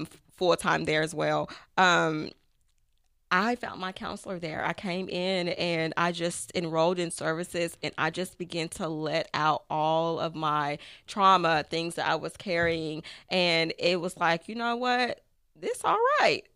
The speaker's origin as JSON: {"language": "English", "town": "Tyler", "region": "Texas", "country": "United States", "said": "I am from Tyler, Texas"}